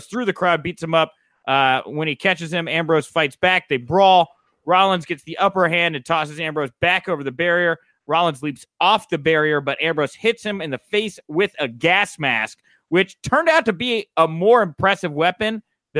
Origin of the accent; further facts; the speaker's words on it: Houston, Texas, United States; I'm from Houston